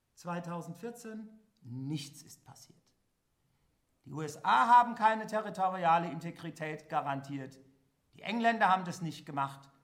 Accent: Germany; ich als Westdeutscher

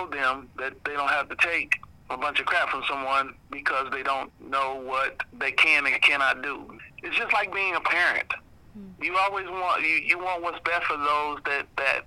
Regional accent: Indianapolis, Indiana, United States; I was born here. I was raised here

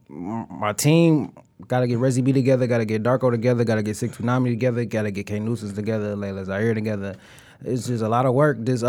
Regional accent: Detroit, Michigan, United States; record label here in the D, from the West Side

